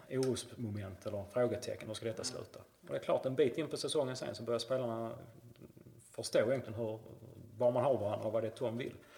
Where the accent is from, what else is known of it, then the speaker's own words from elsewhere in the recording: Malmö, Skåne, Sweden; also born or lived in St. Louis, United States; jag var ju Husikille, spelade till Husie egentligen från jag var sju år till jag var 23